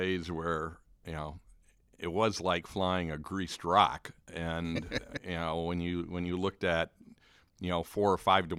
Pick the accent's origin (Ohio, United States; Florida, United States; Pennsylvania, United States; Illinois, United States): Illinois, United States; Chicago; growing up in the Chicago area